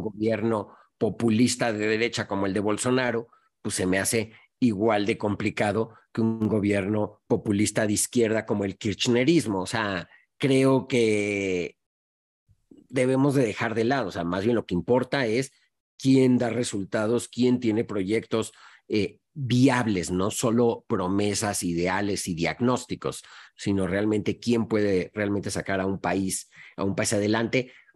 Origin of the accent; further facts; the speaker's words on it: Mexico; moved away as an adult; also born or lived in Montevideo, Uruguay / Singapore; viniendo de México